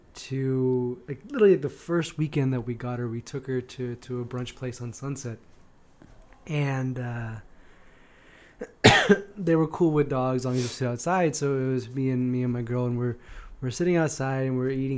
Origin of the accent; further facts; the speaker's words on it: the Bay Area, California, United States; moved away as an adult; now in Los Angeles, United States; I'm from the Bay.